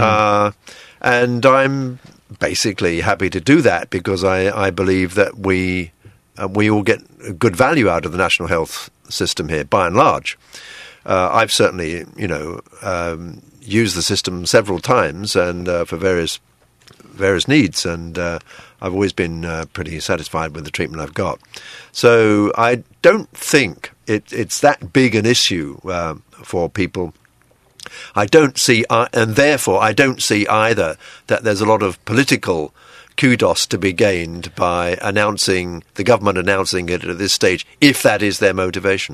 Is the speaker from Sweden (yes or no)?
no; United Kingdom; now in Taiwan; I'm British